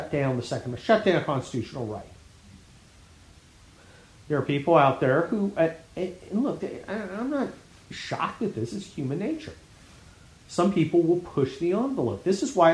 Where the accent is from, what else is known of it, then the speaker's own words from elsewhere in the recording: United States; I was born here and I'm an American citizen